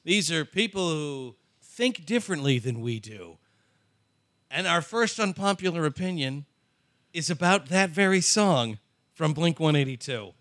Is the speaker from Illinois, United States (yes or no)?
yes; Chicago suburbs, Illinois, United States; I grew up in the Chicago suburbs